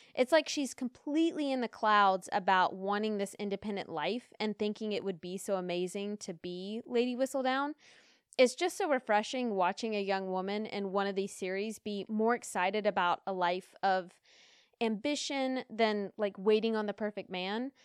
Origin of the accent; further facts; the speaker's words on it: United States; Being American